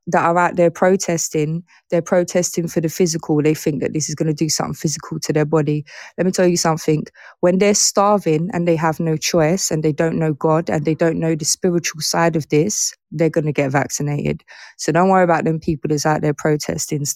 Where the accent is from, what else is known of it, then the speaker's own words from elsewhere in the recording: England, United Kingdom; I'm from England